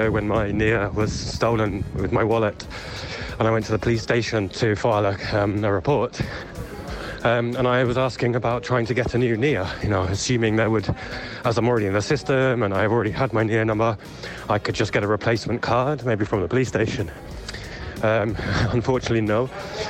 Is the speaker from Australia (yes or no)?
no; England, United Kingdom; now in Spain; I'm from England.